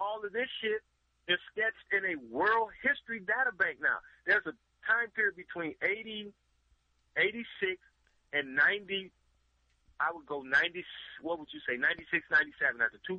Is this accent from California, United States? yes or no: yes; Bay Area, California, United States; now in Los Angeles, United States; I'm from the Bay Area, been down here.